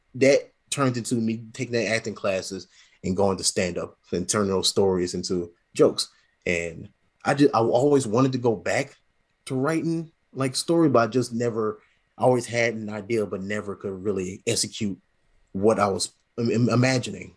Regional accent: St. Louis, Missouri, United States; moved away as an adult; also born or lived in Las Vegas / Alabama; now in Lufkin, United States; I was raised in Saint Louis

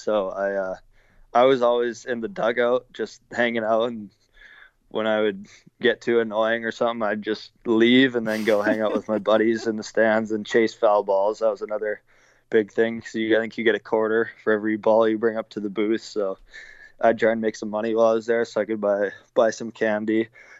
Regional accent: Munster, Saskatchewan, Canada; Yeah, I mean, I've been around it my whole life. Munster, obviously, population, I think it's probably 450 people on a good day.

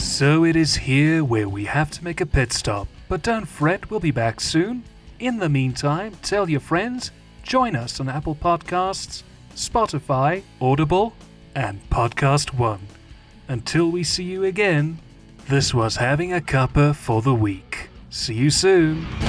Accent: Netherlands; also born or lived in England; I don't identify anymore as a Dutchman, I identify as an Englishman

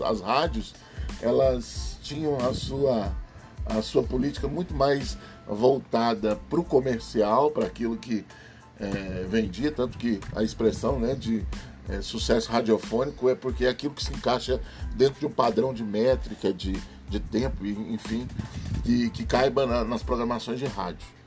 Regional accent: Brazil; Sou brasileiro

